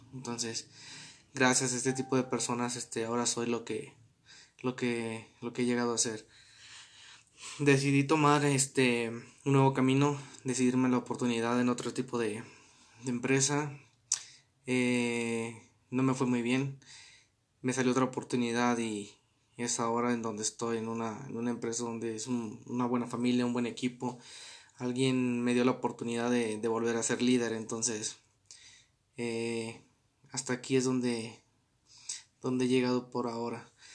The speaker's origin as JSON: {"language": "Spanish", "town": "Arandas", "region": "Jalisco", "country": "Mexico", "said": "soy de Arandas, Jalisco"}